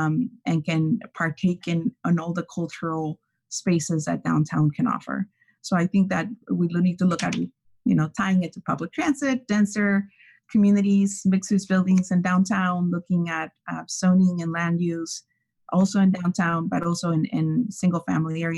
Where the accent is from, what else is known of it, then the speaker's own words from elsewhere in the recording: Ensenada, Baja California, Mexico; now in Santa Cruz, United States; I grew up in Ensenada, which is also a small city by the ocean.